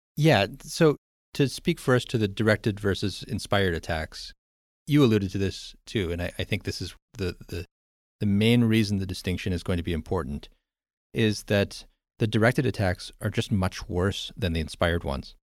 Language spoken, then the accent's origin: English; United States; I'm American